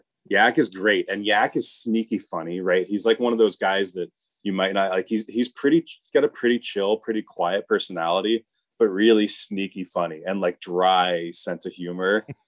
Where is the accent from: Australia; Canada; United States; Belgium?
United States; Atlanta, Georgia; born there; also born or lived in Pittsburgh; So I was born in Atlanta. When I was a little kid, I had a Southern accent for a little bit. Then I moved to Pittsburgh.